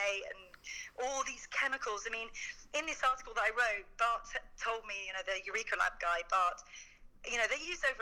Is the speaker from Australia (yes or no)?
no; United Kingdom; being British